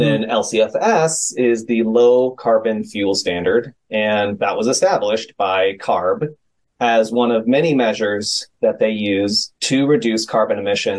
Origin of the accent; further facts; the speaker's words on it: San Francisco, California, United States; my hometown of San Francisco